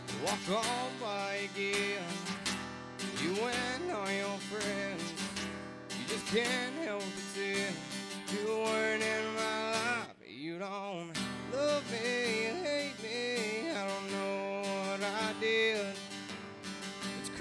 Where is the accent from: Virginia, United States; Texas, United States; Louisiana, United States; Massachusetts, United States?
Texas, United States; Littleville; I'm from Littleville, Texas